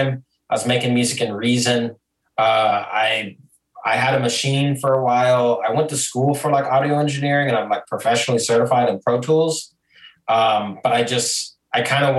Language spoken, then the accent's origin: English; Glendale, Arizona, United States; moved away as an adult; now in Nashville, United States; I grew up in Glendale. Yeah, I grew up in Glendale, right across the street from Westgate.